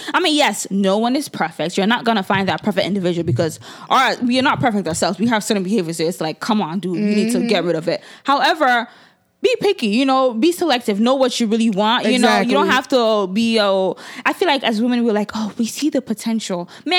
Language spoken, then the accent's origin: English; Nigeria; As a Nigerian woman, how is that being single?